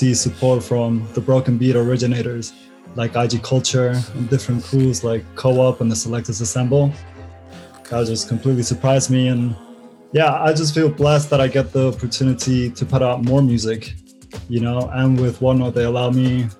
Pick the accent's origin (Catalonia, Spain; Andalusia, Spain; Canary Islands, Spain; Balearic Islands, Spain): Balearic Islands, Spain; Mallorca; now in London, United Kingdom; I'm from Mallorca and there's not much of a scene there